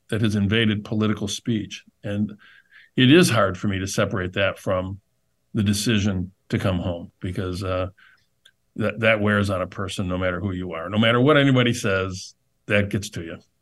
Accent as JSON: {"language": "English", "town": "Flint", "region": "Michigan", "country": "United States", "tie": "born or raised there", "said": "my hometown"}